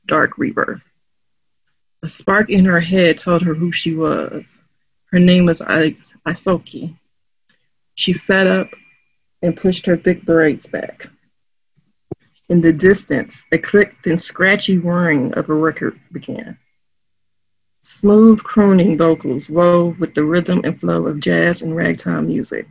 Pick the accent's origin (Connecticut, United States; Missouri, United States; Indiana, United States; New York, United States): Missouri, United States; St. Louis; accent: St. Louis slang; where I grew up and where I'm living